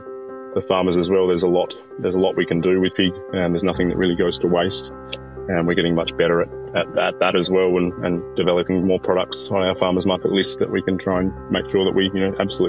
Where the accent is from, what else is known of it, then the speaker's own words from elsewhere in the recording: South Australia, Australia; I'm from South Australia originally.